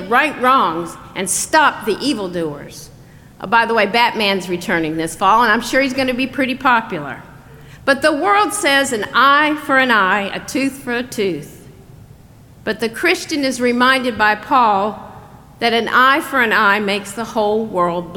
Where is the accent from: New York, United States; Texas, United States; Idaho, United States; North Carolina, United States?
North Carolina, United States; growing up in North Carolina